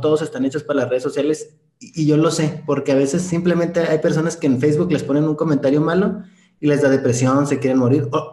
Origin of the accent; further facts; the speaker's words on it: Ciudad Juárez, Chihuahua, Mexico; yo soy de Ciudad Juárez, Chihuahua, Arriba del Norte